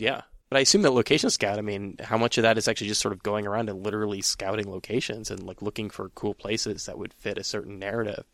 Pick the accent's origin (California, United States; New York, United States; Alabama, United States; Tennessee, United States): California, United States; San Francisco; I am from San Francisco